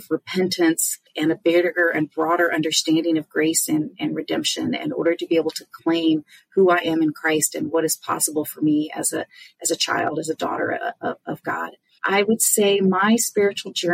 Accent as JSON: {"language": "English", "region": "California", "country": "United States", "moved": "as an adult", "lives_now": "Indiana, United States", "said": "We're from California, but we relocated here to Indiana"}